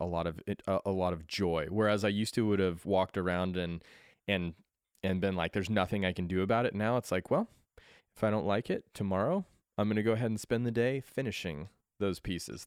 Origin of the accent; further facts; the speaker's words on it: Colorado, United States; moved away; I was born in Colorado